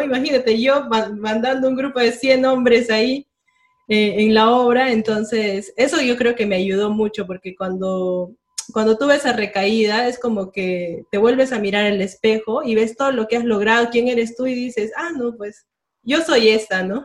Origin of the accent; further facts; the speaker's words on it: Cusco, Peru; yo soy del Cusco